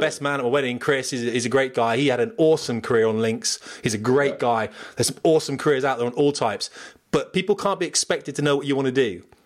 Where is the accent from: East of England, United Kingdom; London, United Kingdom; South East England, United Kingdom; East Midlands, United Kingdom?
South East England, United Kingdom; Portsmouth; moved away; I'm from Portsmouth